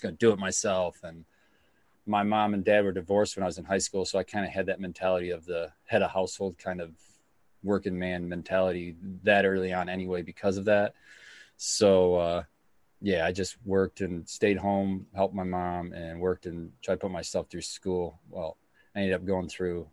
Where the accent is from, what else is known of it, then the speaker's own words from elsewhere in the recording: Stockbridge, Michigan, United States; also born or lived in Howell, Michigan / San Antonio, Texas; I was born in Howell, Michigan, and I lived there my early life, and then moved to Stockbridge when I was really young, and that's where I went through all my school